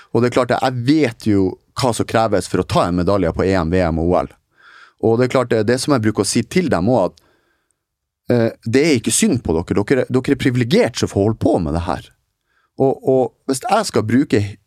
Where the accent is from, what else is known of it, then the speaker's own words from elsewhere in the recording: Northern Norway, Norway; moved away; nå er jeg nordlending som er litt mer direkte enn visse andre